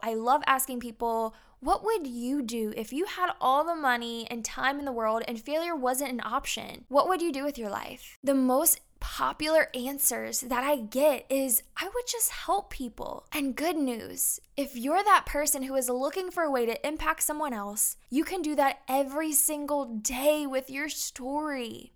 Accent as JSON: {"language": "English", "town": "Brandon", "region": "Mississippi", "country": "United States", "also_born_or_lived": "San Diego, California", "moved": "as an adult", "lives_now": "Sumter, United States", "said": "I'm from Brandon, Mississippi. And now you can find me in Sumter, South Carolina"}